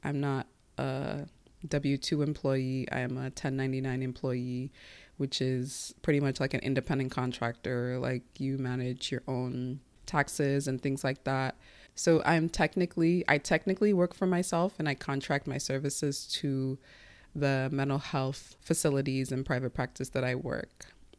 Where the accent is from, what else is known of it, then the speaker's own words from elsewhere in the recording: United States; first language Igbo; English is a second language; I speak English at the level that I do as an American because I speak it every day